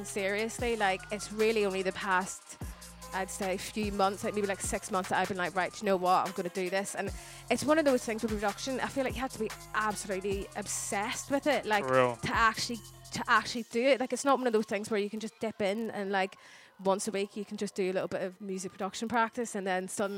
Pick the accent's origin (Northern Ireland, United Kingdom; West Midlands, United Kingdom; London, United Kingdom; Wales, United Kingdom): Northern Ireland, United Kingdom; Belfast; now in England; growing up in Ireland